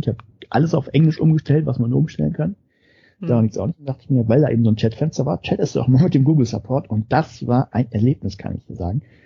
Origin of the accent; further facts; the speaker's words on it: Germany; moved away as an adult; now in Norway; ich zumindest als Deutscher